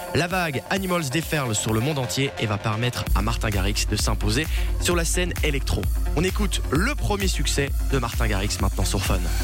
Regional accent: Belgium; chez nous en Belgique

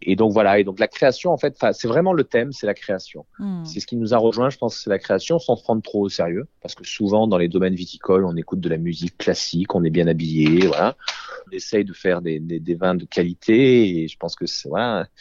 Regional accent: Courthézon, Provence-Alpes-Côte d'Azur, France; j'ai grandi euh, à Beaucastel

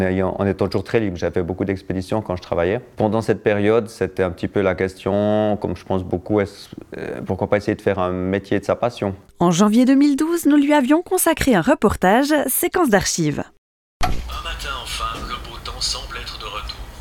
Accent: Château-d'Oex, Vaud, Switzerland; je suis né à Châteaudet et on a fait beaucoup de ski avec euh, mon père et ma mère qui est prof de ski

